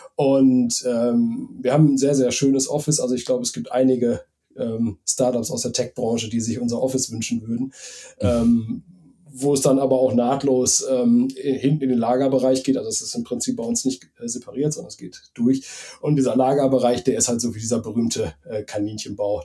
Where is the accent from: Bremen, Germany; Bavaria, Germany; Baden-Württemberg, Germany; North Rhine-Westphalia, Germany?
North Rhine-Westphalia, Germany; Bad Oeynhausen; ich wohne auch wieder in meiner, in meiner, in meinem, in dem Ort, wo ich aufgewachsen bin, ähm, in Bergkirchen, also bei Bad Oeynhausen